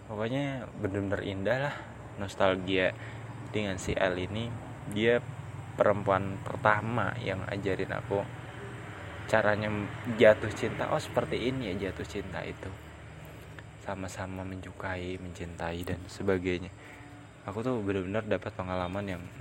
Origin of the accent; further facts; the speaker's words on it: Depok, West Java, Indonesia; aku kan dari Depok nih UI itu kan ada di Depok